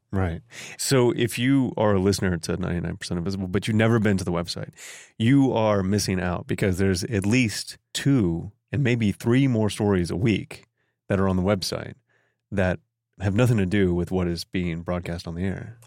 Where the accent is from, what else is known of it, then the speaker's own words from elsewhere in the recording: Newark, Ohio, United States; I grew up in Newark, Ohio, which is only about thirty miles away from Circleville, Ohio